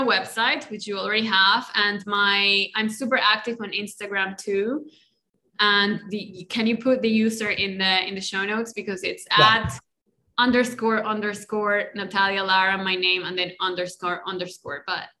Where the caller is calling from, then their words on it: Colombia; first language Spanish; English is a second language; I'm in Colombia. I didn't say that at the beginning, but I'm in Colombia and my native language is Spanish, in case you didn't notice, with my accent.